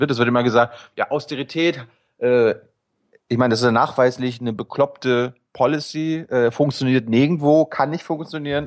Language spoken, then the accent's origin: German; Mecklenburg-Vorpommern, Germany; moved away; also born or lived in Berlin; ich komme aus, aus Mecklenburg